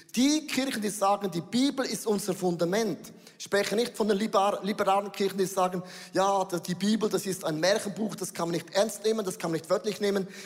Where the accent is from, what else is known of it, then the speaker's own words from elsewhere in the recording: Switzerland; wir Schweizer